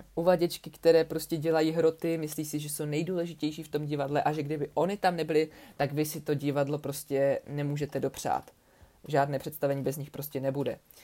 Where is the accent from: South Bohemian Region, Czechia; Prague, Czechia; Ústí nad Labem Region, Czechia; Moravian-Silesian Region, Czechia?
Moravian-Silesian Region, Czechia; Ostrava; u nás v Ostravě